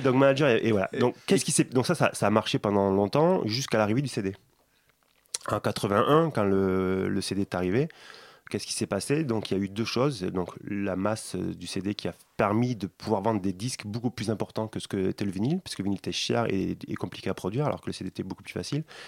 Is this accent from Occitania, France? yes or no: yes; Toulouse, Occitania, France; je viens de Toulouse aussi, donc en région